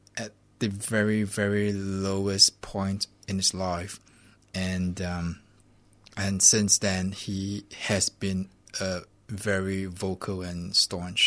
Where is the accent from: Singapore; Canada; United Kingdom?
Singapore; My family, yeah, we're Singaporean. Chinese. Singaporean Chinese